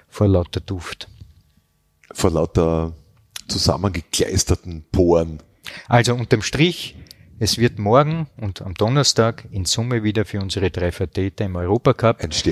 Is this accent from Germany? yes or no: no; Styria, Austria; Ich bin Steirer.